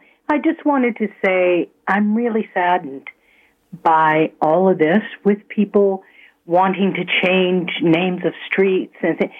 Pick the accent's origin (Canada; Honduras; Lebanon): Canada; Toronto, Ontario; also born or lived in Scotland; now in Mississauga, Canada; I was an immigrant. I came from Scotland in 1957, and I was raised in Toronto.